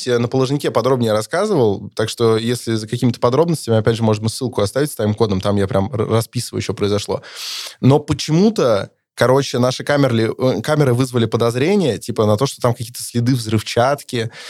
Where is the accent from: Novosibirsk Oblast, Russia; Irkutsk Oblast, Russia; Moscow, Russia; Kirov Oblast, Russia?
Kirov Oblast, Russia